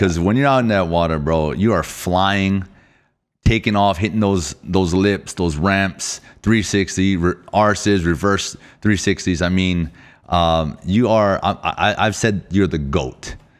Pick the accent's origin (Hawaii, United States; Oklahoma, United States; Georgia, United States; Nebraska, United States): Hawaii, United States; Oahu; I'm from Oahu